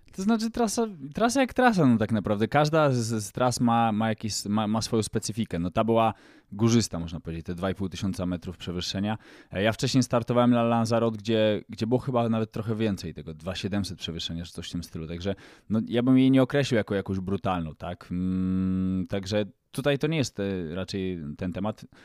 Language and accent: Polish; Poland; nam Polakom